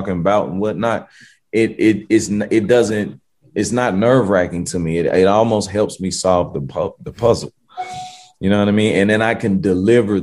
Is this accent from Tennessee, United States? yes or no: yes; Memphis, Tennessee, United States; also born or lived in Cordova, Tennessee; I'm from South Memphis